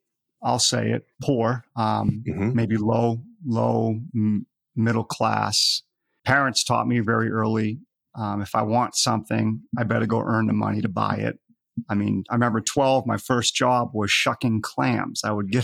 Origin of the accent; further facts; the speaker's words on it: Scotland, United Kingdom; born there; now in United States; even though I'm in the United States here, I was born in Scotland.